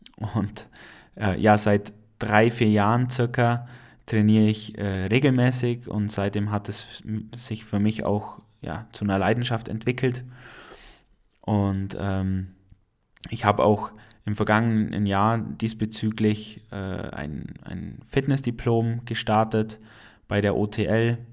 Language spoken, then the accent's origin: German; Allgäu, Bavaria, Germany; accent: Allgäuer; ich komme aus dem schönen Allgäu. Äh, ich bin kein Schwabe, auch wenn das Allgäu zum Regierungsbezirk Schwaben gehört, äh, bin ich kein Schwabe, ich bin einfach Allgäuer. Und das hast du vielleicht schon an meinem Akzent ein äh, bisschen gemerkt.